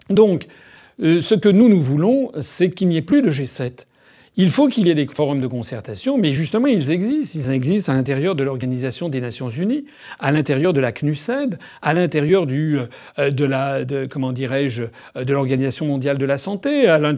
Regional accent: France; Et je suis d'abord et avant tout respectueux du peuple français parce que je suis français. Je suis français depuis euh, des dizaines de générations. C'est mon pays, c'est le pays de mes ancêtres.

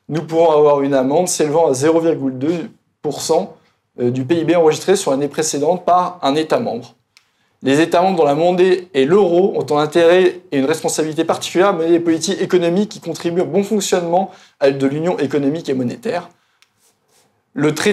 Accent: Bourgogne-Franche-Comté, France; Et vous savez, on dit souvent, je viens de Bourgogne, je ne vais pas non plus jeter la pierre

